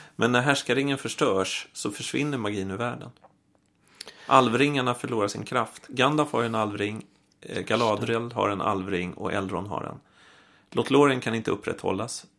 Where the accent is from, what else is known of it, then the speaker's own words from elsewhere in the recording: Stockholm, Stockholm County, Sweden; jag är uppvuxen i Vasastan i Stockholm